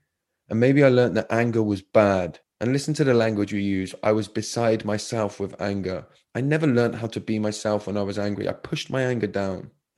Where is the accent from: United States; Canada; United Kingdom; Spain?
United Kingdom; We hide behind, it's just being British.